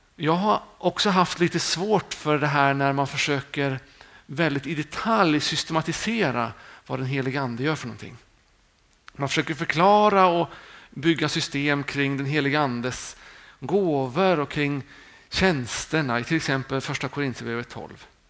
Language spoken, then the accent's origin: Swedish; Sweden; vi är många svenskar